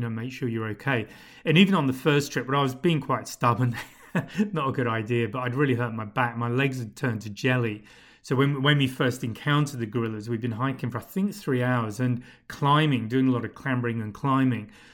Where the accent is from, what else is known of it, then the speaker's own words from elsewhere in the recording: United Kingdom; moved away; speaking as a Brit, as a Pom